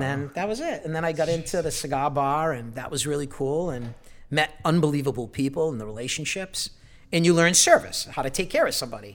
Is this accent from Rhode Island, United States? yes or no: yes; Providence, Rhode Island, United States; Growing up in Providence